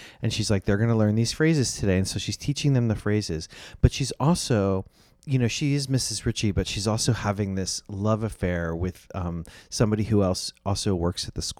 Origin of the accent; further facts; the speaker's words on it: Miami, Florida, United States; I'm from Miami, obviously. And so Spanish was like required.